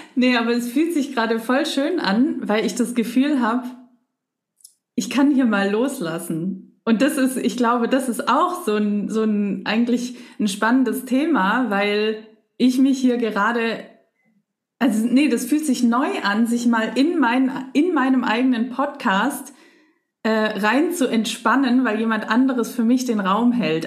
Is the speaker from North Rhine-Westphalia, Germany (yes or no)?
no; Leinfelden-Echterdingen, Baden-Württemberg, Germany; also born or lived in Stuttgart; Also ich bin in Stuttgart geboren, aber außerhalb, ein bisschen außerhalb gelebt. Und das war halt, oder ist, meine Eltern wohnen ja immer noch da, ein kleines ein kleines Städtchen, Leinfelden